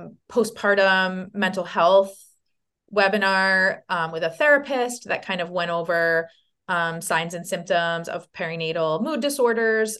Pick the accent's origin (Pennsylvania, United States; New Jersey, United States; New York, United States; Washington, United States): New York, United States; Long Island; now in Saratoga Springs, United States; I'm from Long Island